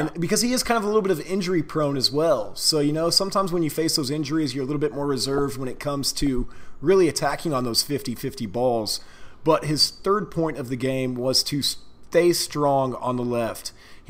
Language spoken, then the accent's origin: English; Texas, United States; Like, that's a Northeastern thing, and I'm from Texas.